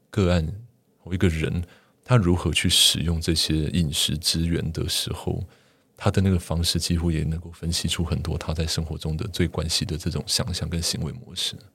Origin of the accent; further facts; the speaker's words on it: Taiwan; 我们作为台湾人